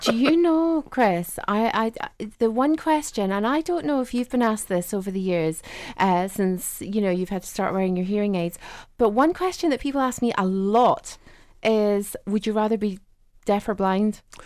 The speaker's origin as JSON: {"language": "English", "country": "Ireland", "tie": "born or raised there", "said": "I grew up in Southern Ireland"}